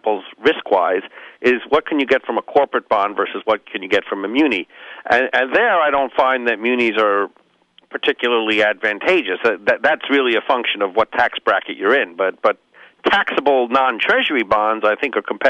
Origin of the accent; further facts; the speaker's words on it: New York, United States; I'm from New York